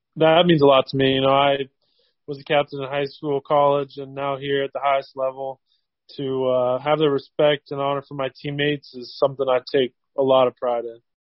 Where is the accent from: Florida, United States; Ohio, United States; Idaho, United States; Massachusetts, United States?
Ohio, United States; Cincinnati; I'm from Cincinnati, hometown, hometown player